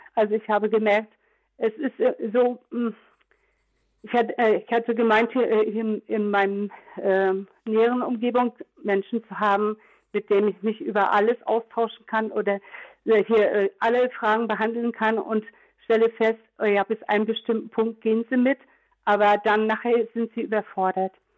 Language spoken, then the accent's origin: German; Trier, Rhineland-Palatinate, Germany; ich bin ja aus Trier